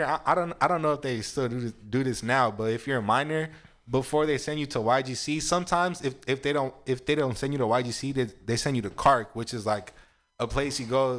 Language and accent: English; San Francisco, California, United States; this is the city that, like, I was born and raised